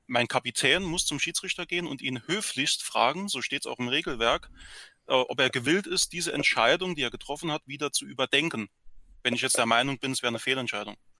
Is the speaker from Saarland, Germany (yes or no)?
yes; Saarland, Germany; hier bei uns im Saarland